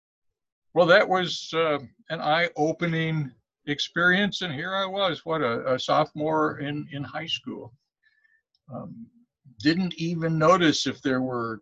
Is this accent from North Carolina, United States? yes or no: no; Columbia, Missouri, United States; also born or lived in Fayette, Missouri; growing up in Columbia, born in Fayette